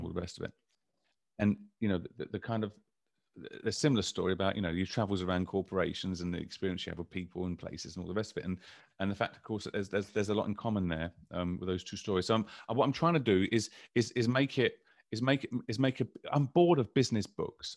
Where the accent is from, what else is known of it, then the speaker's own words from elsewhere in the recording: London, United Kingdom; I grew up in London